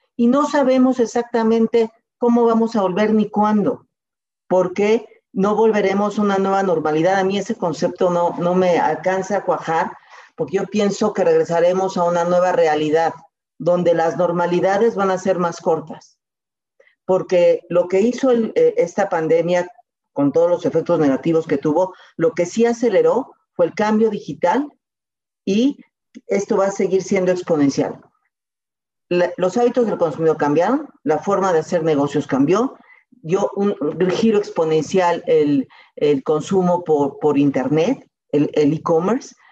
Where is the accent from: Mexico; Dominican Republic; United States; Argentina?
Mexico; soy mexicana